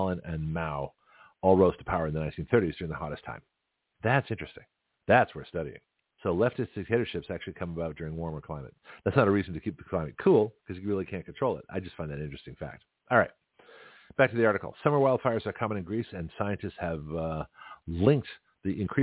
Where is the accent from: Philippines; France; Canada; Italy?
Canada; Toronto, Ontario; now in Milton, United States; Toronto, my hometown